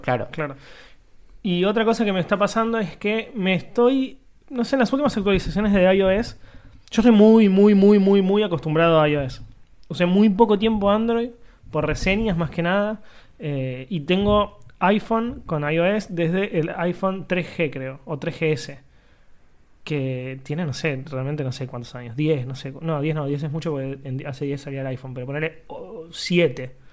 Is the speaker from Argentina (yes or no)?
yes; Quilmes, Buenos Aires Province, Argentina; yo durante muchos años en mi infancia, en Quilmes, cuando todavía vivía allá